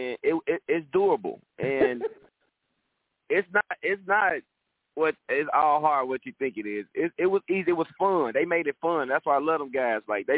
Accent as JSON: {"language": "English", "town": "Inglewood", "region": "California", "country": "United States", "tie": "born or raised there", "said": "By me growing up in Inglewood, it's a poverty area, and I've seen so much in my life."}